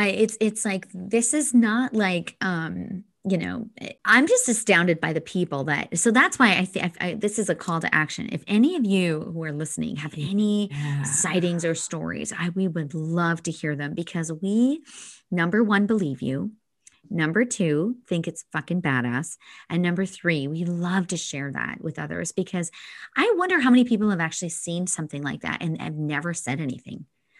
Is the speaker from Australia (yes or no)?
no; Alberta, Canada; and I grew up in Northern Alberta. So, you know, we lived in the tundra for probably 6 months of the year.